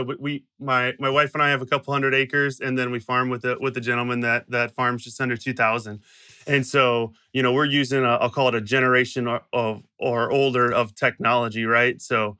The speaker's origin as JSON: {"language": "English", "region": "Illinois", "country": "United States", "tie": "born or raised there", "said": "So I grew up in Southern Illinois, about 45 minutes south of St. Louis, Missouri, on what we'd call a hobby farm"}